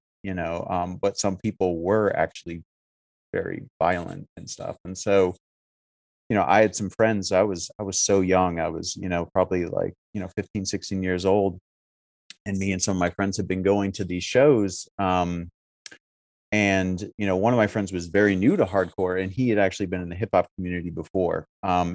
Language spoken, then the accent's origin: English; Syracuse, New York, United States; I'm from Syracuse. So I grew up in a scene that was wildly different